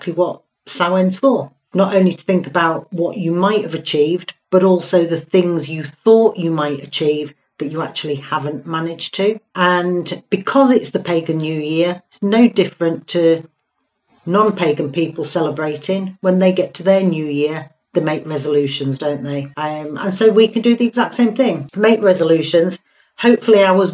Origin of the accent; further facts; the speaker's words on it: Hull, Yorkshire and the Humber, United Kingdom; I'm from Hull